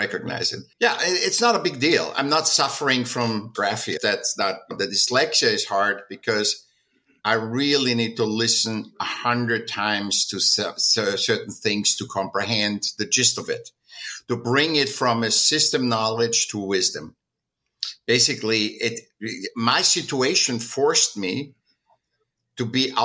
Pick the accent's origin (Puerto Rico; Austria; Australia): Austria; Vienna; now in California, United States; I was born in 1959 in Vienna, in Austria.